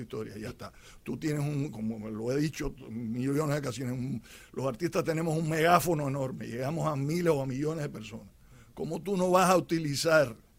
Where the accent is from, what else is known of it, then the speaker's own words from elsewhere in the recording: Cuba; moved away; como cubanos que vivimos en libertad